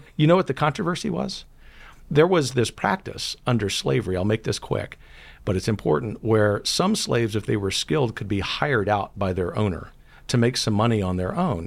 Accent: Gulf Coast, United States; growing up on the Gulf Coast

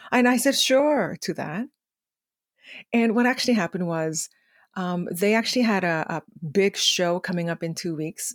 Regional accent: South Korea; English is a second language; now in Canada; growing up in Korea

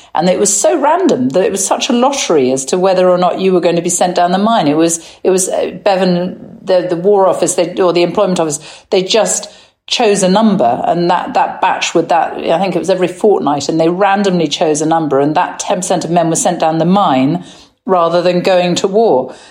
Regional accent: England, United Kingdom; I am English

